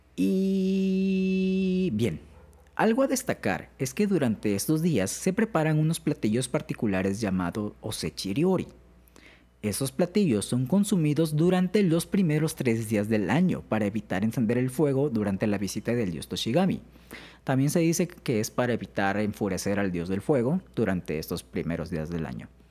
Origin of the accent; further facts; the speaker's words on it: Alvarado, Veracruz, Mexico; en Alvarado, que es de donde yo soy